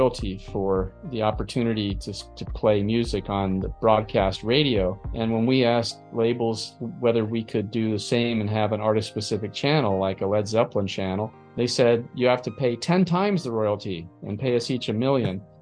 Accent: Palo Alto, California, United States; I'm originally from Palo Alto, California, sort of the epicenter of a lot of venture capital and tech world

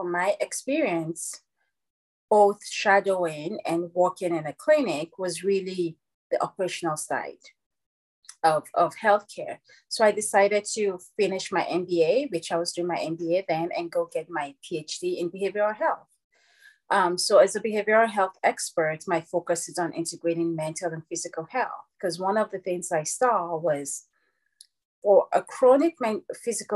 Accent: Nigeria; moved away as an adult; also born or lived in Louisville, Kentucky; now in United States; And I was born and raised in Nigeria. And then I came to America when I was 20.

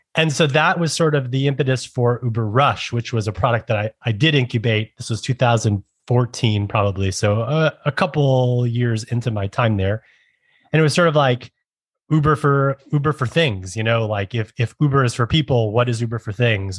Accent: New York City, New York, United States; as a New Yorker my entire life and growing up in the boroughs

